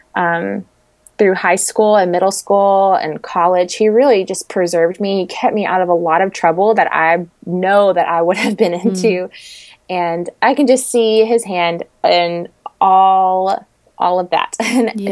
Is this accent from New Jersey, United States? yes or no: no; Middle Tennessee, United States; moved away as an adult; also born or lived in Washington, D.C. area; now in Kentucky, United States; I'm from the Middle Tennessee area.